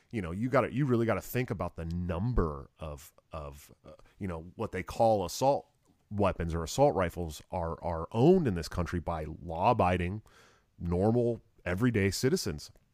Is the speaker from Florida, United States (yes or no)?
no; California, United States; moved away; I'm also a Californian